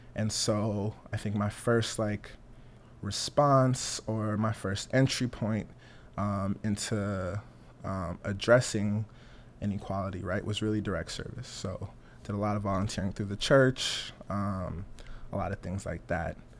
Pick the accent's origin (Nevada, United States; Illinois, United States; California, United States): Nevada, United States; Las Vegas; also born or lived in Togo; I was born in Togo, small country in West Africa, directly to the east of Ghana. Uh, came here with my mom. My mom was a political refugee uh, in '96. I was four years old. Um, grew up in Las Vegas.